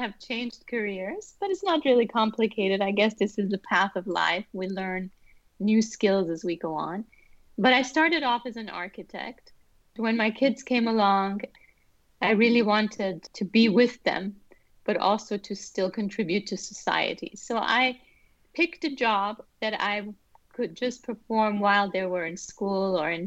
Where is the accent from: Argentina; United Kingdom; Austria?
Austria; Vienna; also born or lived in Iran / New Zealand / China; now in United States; So I was born in Iran, and we moved to Austria when I was four. And I grew up in Vienna, which is a musical city